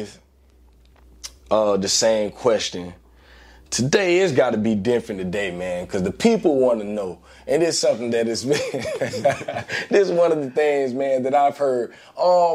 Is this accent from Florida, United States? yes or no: yes; Gainesville, Florida, United States; growing up in Gainesville, Florida